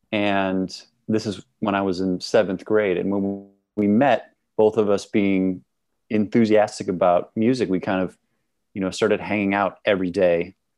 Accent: Milwaukee, Wisconsin, United States; now in Brooklyn, United States; I'm from Milwaukee, Wisconsin.

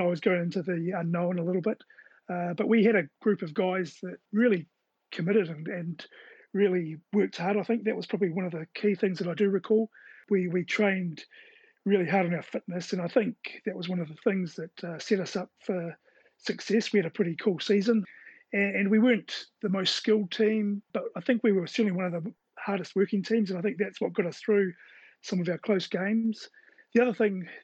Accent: Lower Hutt, Wellington, New Zealand; We grew up in Woburn, so we were really close to the Hutt Rec

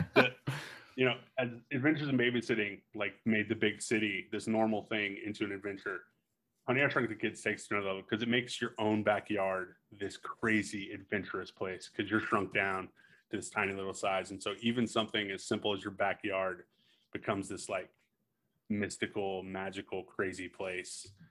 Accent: New Mexico, United States; especially as a small town kid, 'cause, well, I'm from New Mexico, so all of us are a small town, but I'm really from small towns.

